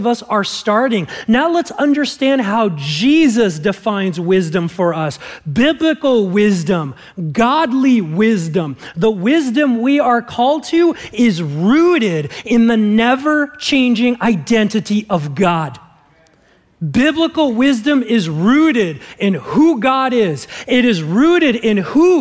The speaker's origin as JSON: {"language": "English", "region": "Southern California", "country": "United States", "tie": "born or raised there", "said": "growing up in Southern California"}